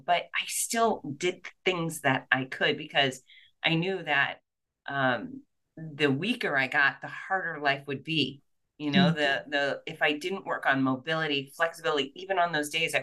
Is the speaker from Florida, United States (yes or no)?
yes; Fort Lauderdale, Florida, United States; now in Gainesville, United States; I was born and raised in Fort Lauderdale, and then I came up to the University of Florida in Gainesville